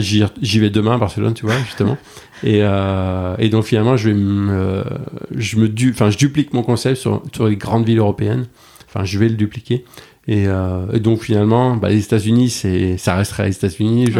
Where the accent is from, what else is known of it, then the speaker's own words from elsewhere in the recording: Bordeaux, Nouvelle-Aquitaine, France; also born or lived in New York; je suis bordelais